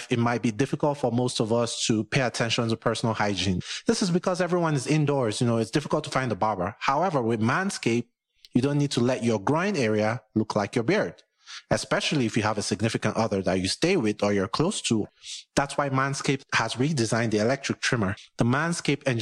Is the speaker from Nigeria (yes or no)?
yes; Nigeria; now in United States; I live in the U.S., but I'm Nigerian